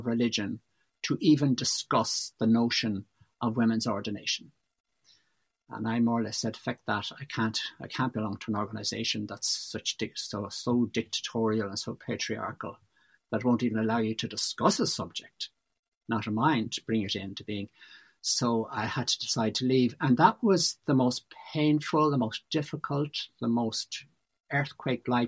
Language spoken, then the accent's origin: English; Malahide, Leinster, Ireland; moved away as an adult; now in Inishmore, Ireland; both my wife and I are from Dublin. I grew up in Malahide.